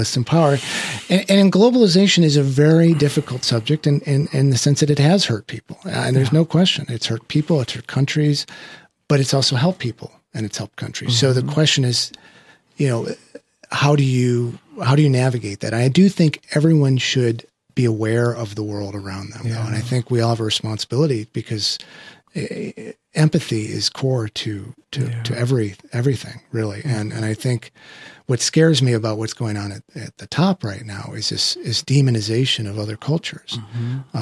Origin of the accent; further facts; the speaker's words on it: Midwest, United States; I was raised in the Midwest